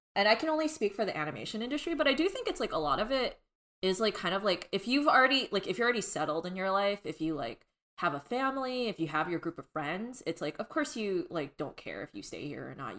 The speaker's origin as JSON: {"language": "English", "region": "Southern California", "country": "United States", "tie": "born or raised there", "said": "I am born and raised in Southern California"}